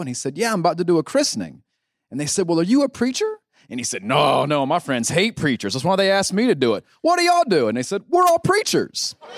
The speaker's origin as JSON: {"language": "English", "town": "Gastonia", "region": "North Carolina", "country": "United States", "tie": "born or raised there", "also_born_or_lived": "Louisiana / West Virginia", "moved": "as an adult", "said": "I grew up in Gastonia"}